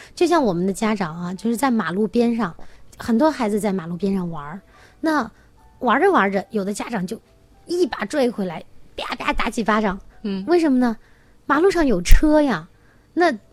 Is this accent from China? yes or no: yes; China; 就是我们中国人会有一个，呃，很有意思的，嗯，那个老话哈